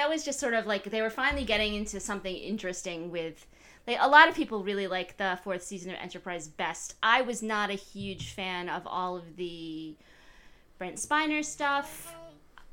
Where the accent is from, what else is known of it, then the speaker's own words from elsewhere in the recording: Connecticut, United States; I am from Connecticut, where I am free to not care about sports at all, because we don't have any